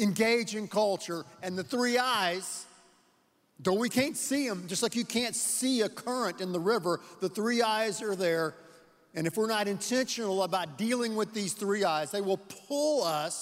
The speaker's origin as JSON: {"language": "English", "region": "Texas", "country": "United States", "said": "we're from Texas."}